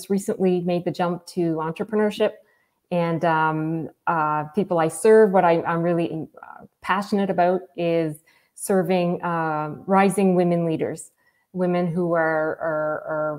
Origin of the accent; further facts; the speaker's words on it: Moncton, New Brunswick, Canada; also born or lived in Campbellton, New Brunswick; now in Fredericton, Canada; I grew up in Moncton, New Brunswick. So in a Francophone family.